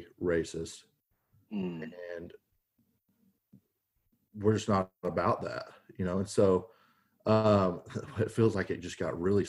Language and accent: English; the South, United States; we're both from the South, and so we see it regularly. And we're two white guys